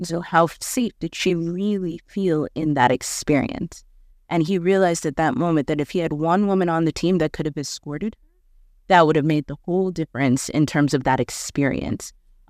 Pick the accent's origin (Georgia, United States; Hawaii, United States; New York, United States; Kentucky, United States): New York, United States; moved away as an adult; also born or lived in South Sudan; now in Nairobi, Kenya; I'm from New York. I had access to everything.